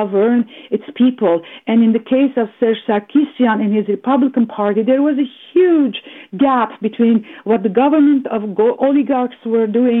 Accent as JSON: {"language": "English", "country": "Canada", "said": "a Canadian diasporan Armenian"}